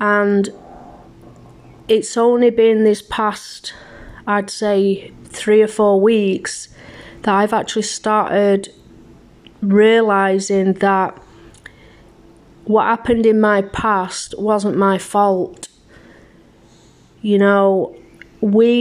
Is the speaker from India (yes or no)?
no; England, United Kingdom; moved away as an adult; also born or lived in Germany; now in Canada; I was born in Germany back in 1976 to a British couple. Due to my dad being in the army, we moved to England when I was 2 years old. I was raised in England